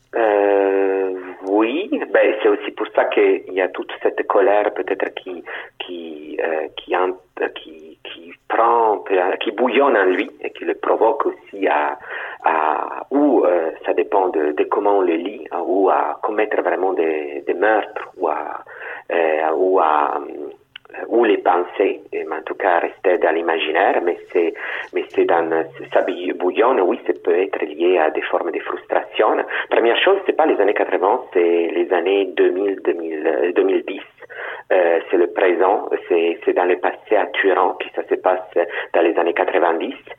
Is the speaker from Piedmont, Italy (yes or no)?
yes; Turin, Piedmont, Italy; first language Italian; French is a second language; moved away; Turin, c'est ma ville natale, donc je la connais mieux que d'autres parties de l'Italie